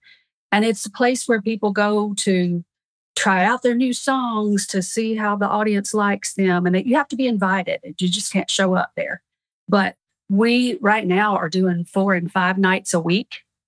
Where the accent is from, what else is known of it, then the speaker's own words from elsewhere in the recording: the South, United States; not growing up in the South. We're very familiar with Greece, but not the country, the kind you cook with.